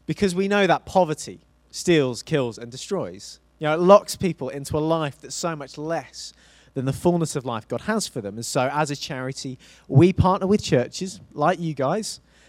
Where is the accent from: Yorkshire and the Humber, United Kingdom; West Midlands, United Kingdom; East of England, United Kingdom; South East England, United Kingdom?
South East England, United Kingdom; Isle of Wight; moved away as an adult; I grew up on the Isle of Wight, on the south of England, and I moved from the south to the north for university.